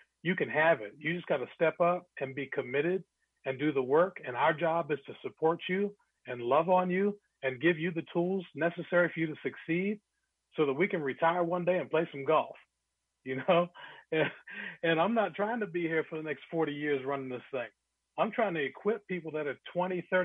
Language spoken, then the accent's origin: English; Glenwood Park, Maryland, United States; When I was growing up in Glenwood Park, Maryland